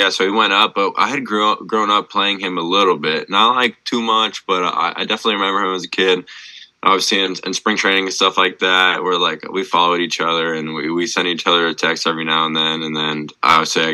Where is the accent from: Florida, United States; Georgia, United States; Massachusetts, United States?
Florida, United States; growing up in Florida